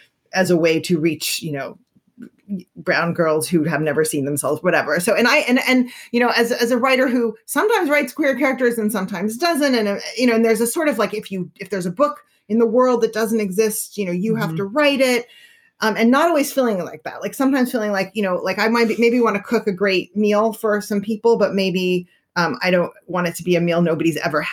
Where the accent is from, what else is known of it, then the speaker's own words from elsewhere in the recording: Berkeley, California, United States; I grew up in Berkeley